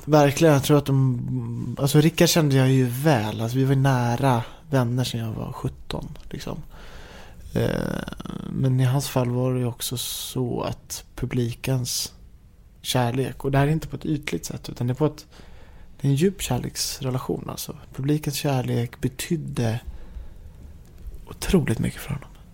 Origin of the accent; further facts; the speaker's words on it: Haninge, Stockholm County, Sweden; jag är uppvuxen i Haninge som ligger söder om stan, typ två mil söder om Stockholm